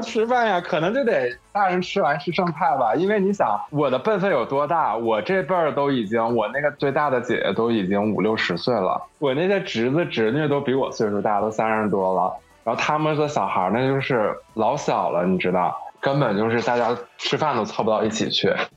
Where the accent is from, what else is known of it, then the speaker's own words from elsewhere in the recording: Northeast China, China; 我东北，我们老家过年就是从年三十开始放鞭炮、放礼花，一直放到十五